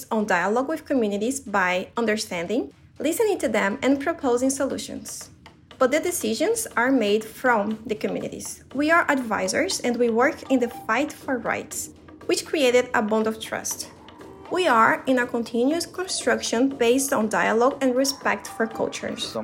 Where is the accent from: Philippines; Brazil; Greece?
Brazil; I'm originally from Brazil and I really appreciated the opportunity to share a little bit about the story of my country.